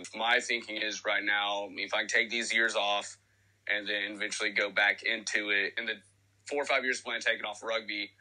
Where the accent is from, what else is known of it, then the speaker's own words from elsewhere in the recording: Tennessee, United States; I'm 25 from Tennessee.